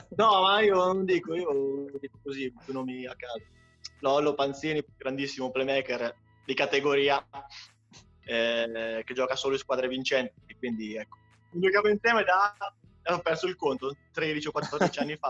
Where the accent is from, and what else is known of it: Ancona, Marche, Italy; born or raised there